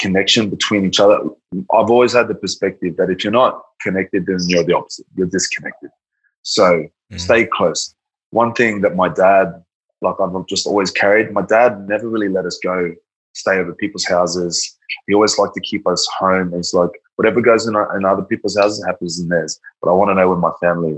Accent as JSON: {"language": "English", "country": "Australia", "also_born_or_lived": "Brisbane / Gold Coast / Tonga (ancestry)", "said": "that's Tongan from Australia. I'm an Australian from Tongan descent."}